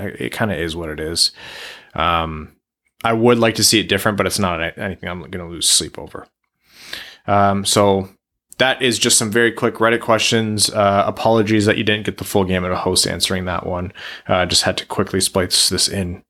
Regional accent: Canada; growing up in Canadian schools

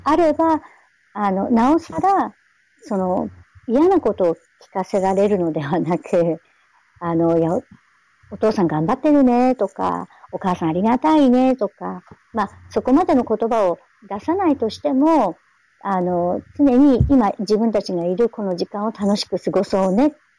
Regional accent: Hachinohe, Aomori, Japan; 私の出身は八戸ですけど

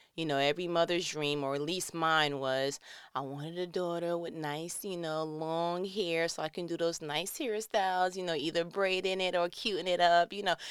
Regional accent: New York, United States; moved away; I'm from New York

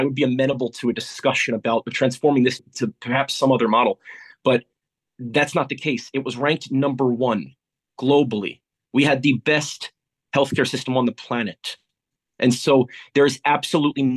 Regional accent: United States; moved away as an adult; now in United Kingdom; coming from where I come from the United States

